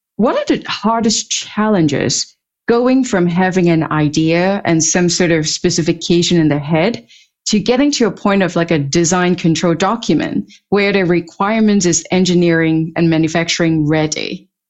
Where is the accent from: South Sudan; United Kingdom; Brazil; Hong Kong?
Hong Kong; moved away; also born or lived in Europe; I grew up in Hong Kong and spent many years in Europe